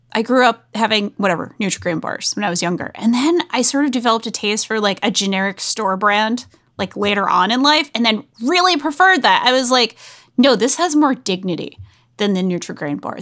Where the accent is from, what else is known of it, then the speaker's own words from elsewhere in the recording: New England, United States; I grew up in New England